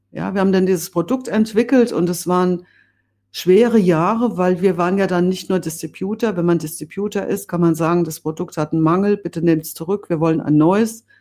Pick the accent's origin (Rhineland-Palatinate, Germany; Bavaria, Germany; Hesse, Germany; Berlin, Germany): Hesse, Germany; Bad Orb; ich stamme ja aus Bad Orb im Spessart und aufgewachsen bin ich auf der Wegscheide